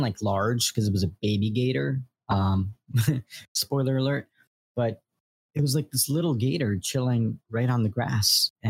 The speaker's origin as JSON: {"language": "English", "region": "New York", "country": "United States", "also_born_or_lived": "central Florida", "moved": "yes", "lives_now": "Florida, United States", "said": "I'm originally from New York, so the Florida atmosphere and the environment was fairly new to me when I first moved here"}